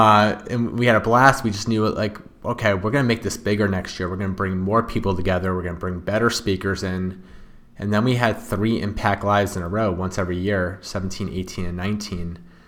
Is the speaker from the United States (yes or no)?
yes; Wallingford, Connecticut, United States; Wallingford, Connecticut.